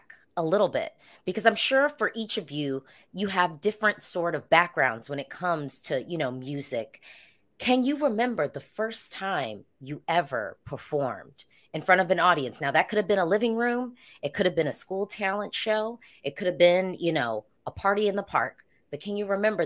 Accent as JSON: {"language": "English", "country": "United States", "said": "I'm an American"}